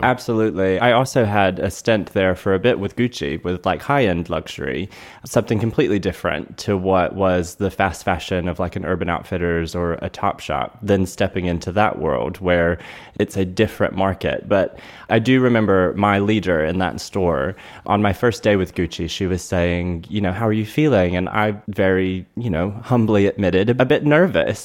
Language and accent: English; North Carolina, United States; moved away as an adult; also born or lived in Durham, North Carolina; now in South Florida, United States; born and raised in North Carolina and started my career there in retail.